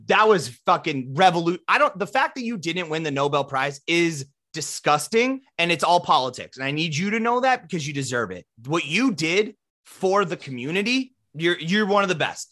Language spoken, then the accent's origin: English; Midwest, United States; we're from the Midwest